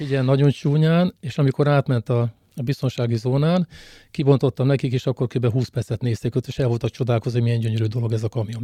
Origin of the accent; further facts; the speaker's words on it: Szolnok, Jász-Nagykun-Szolnok, Hungary; Szolnokiak vagyunk